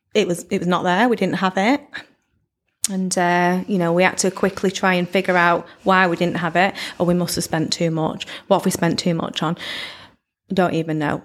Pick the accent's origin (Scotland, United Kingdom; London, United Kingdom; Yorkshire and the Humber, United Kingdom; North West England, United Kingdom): North West England, United Kingdom; Blackpool; not actually from Lytham, I'm from Blackpool